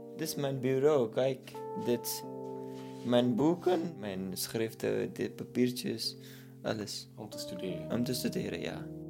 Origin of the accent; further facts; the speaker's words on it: Pakistan; Dutch is a second language; now in Netherlands; als iemand aan mij vraagt waar ik vandaan kom, dan zeg ik Pakistan